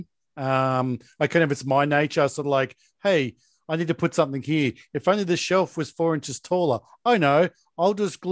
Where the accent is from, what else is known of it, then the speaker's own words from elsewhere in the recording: Hobart, Tasmania, Australia; I grew up in Hobart, Tasmania, and we skated